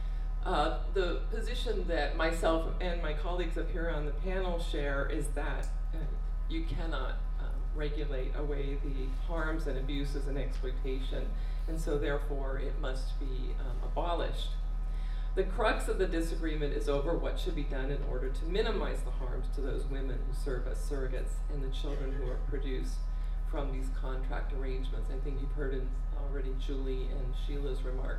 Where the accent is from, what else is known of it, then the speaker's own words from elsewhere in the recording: California, United States; I am from California